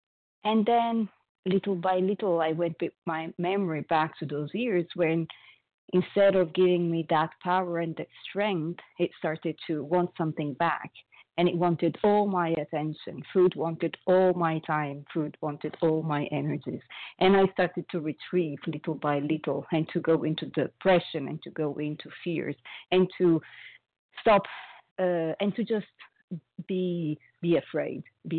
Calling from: Paris, Île-de-France, France; I am calling from Paris, France

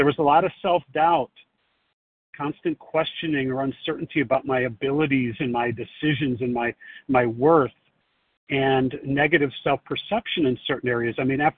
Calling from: Chicago, Illinois, United States; Yeah, I guess I'm in Chicago, but I'm on the side of a highway here to pull over to do this safely.

